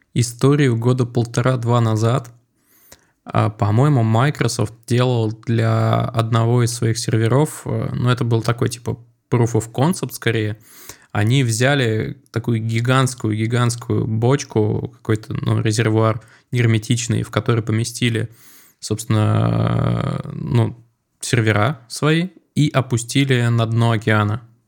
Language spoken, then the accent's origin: Russian; Moscow, Russia; я вырос э, в Чертаново, в доме, за которым сразу был такой холм.